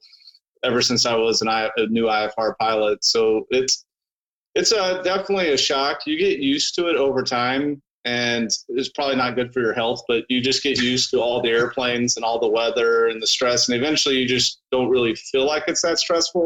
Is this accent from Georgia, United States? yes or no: yes; Georgia, United States; moved away as an adult; also born or lived in Chicago; I grew up in Georgia